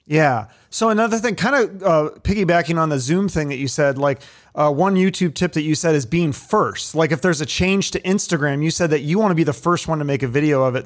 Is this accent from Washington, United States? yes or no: yes; Seattle, Washington, United States; I grew up in Seattle in the nineties